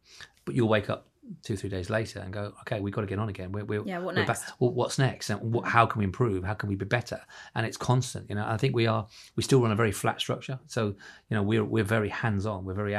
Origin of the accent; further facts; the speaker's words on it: Ireland; now in London, United Kingdom; I came from Ireland into London. It's a scary place when you're on your own, and it is.